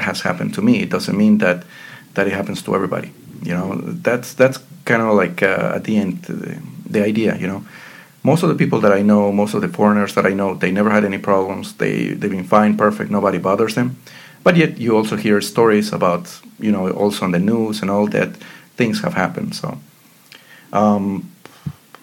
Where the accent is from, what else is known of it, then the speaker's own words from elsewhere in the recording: Ecuador; also born or lived in Pittsburgh, United States; now in Bratislava, Slovakia; I'm from Ecuador.